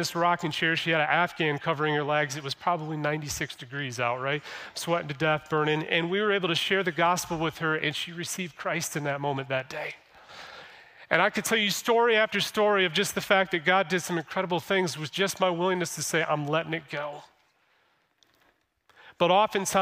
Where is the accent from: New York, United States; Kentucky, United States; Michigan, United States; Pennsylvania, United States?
Michigan, United States; Flint; I was born in Flint, been in Michigan my whole entire life